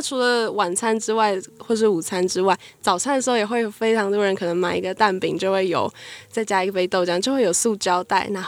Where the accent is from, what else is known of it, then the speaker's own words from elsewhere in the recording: Hsinchu, Taiwan; 我们来自新竹，现在就读的是中原大学的室内设计系。